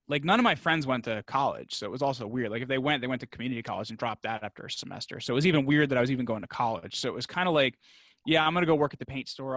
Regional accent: New York, New Jersey, United States; I'm from the New York, New Jersey area

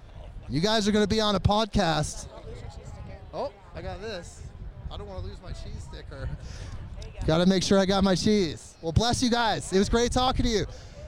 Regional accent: Oregon, United States; Yeah, I love meeting new people. We're neighbors. We're from Oregon

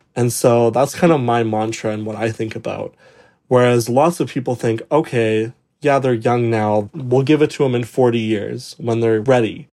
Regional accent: Calgary, Alberta, Canada; moved away as an adult; also born or lived in Ontario; from Calgary, Alberta, but I go to university in Ontario

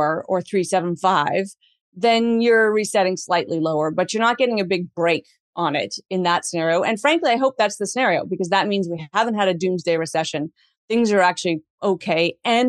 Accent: Canada; ourselves as Canadian

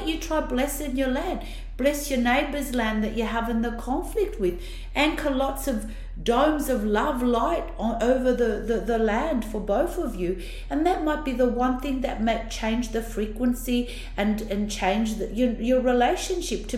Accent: Italy; accent: Italian; now in Australia; my Italian accent's so bad

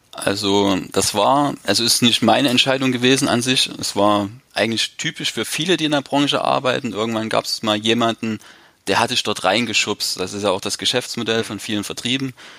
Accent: eastern Germany, Germany; now in Leipzig, Germany; bei uns im Osten

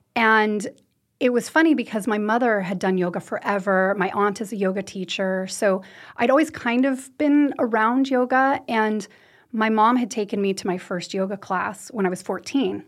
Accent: United States; also born or lived in Western U.S. ski towns; now in Norway; I'm American. I, I grew up in the U.S.

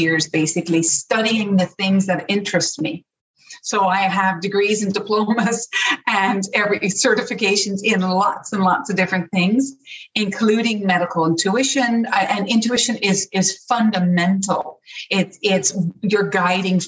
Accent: Newfoundland and Labrador, Canada; moved away as an adult; also born or lived in Toronto; now in Ireland; I grew up in Newfoundland.

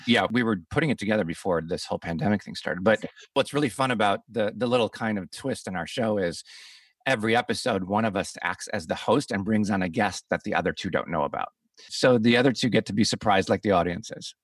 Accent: Chicago, Illinois, United States; I'm from Chicago

